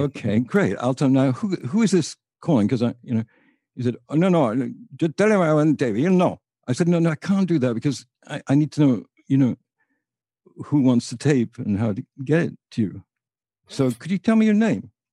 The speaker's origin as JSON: {"language": "English", "area": "near Liverpool", "region": "North West England", "country": "United Kingdom", "also_born_or_lived": "Boston, United States", "moved": "yes", "said": "Liverpool was a very interesting place to me 'cause it was about, mm, thirty-eight miles away from where I lived."}